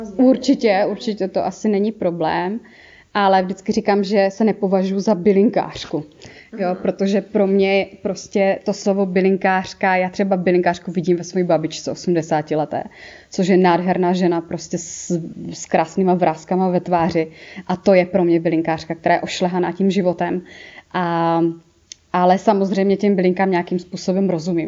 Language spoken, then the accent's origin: Czech; Moravia, Czechia; accent: Moravian; já mám ten moravský akcent